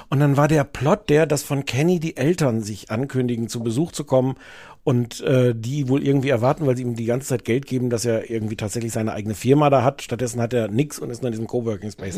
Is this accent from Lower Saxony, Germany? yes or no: yes; Osnabrück, Lower Saxony, Germany; ich komme aus Osnabrück